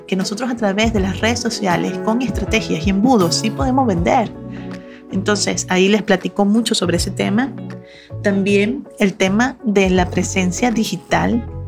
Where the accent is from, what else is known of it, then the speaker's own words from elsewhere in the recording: Venezuela; moved away as an adult; now in Monterrey, Mexico; yo soy venezolana, tengo 15 años en Monterrey, México